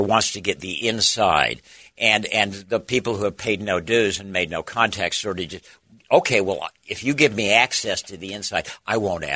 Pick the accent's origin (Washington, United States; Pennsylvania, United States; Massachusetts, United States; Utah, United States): Utah, United States; Salt Lake City; I grew up in Salt Lake City.